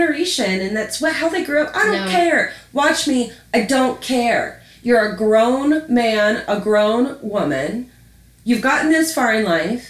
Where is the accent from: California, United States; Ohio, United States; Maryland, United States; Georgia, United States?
Maryland, United States; Baltimore; Baltimore, Maryland.